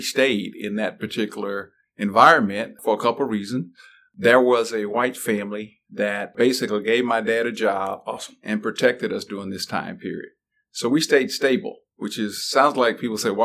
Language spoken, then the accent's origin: English; Carthage, Mississippi, United States; moved away as an adult; also born or lived in Atlanta, Georgia; now in Raleigh, United States; I grew up in Mississippi in the 60s